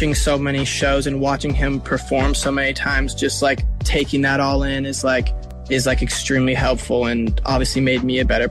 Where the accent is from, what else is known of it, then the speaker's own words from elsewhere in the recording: Seattle, Washington, United States; growing up in Seattle